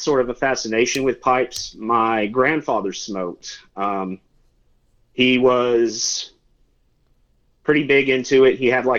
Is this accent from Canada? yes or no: no; Old Fort, North Carolina, United States; I'm from a little town called Old Fort. It's about 40 minutes east of Asheville.